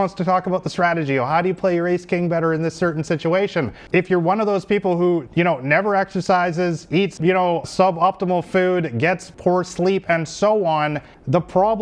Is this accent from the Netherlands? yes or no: no; Vancouver, British Columbia, Canada; moved away as an adult; also born or lived in Thailand; I come from Vancouver, one of the most beautiful cities in the world